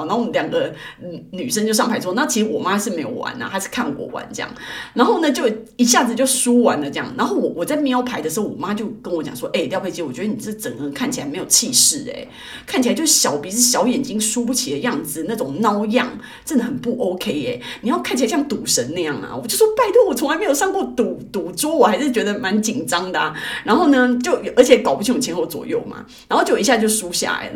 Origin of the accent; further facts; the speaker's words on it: Taiwan; also born or lived in Sydney, Australia; 我在台湾刚出生的时候